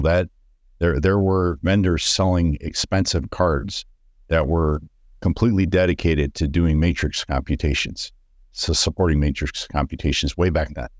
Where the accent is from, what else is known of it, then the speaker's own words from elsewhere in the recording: Detroit, Michigan, United States; I grew up in Detroit in the city